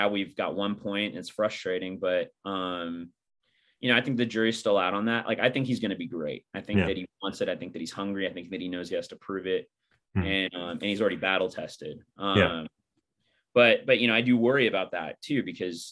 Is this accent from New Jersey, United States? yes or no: no; Los Angeles, California, United States; moved away as an adult; also born or lived in Newcastle upon Tyne; I'm originally from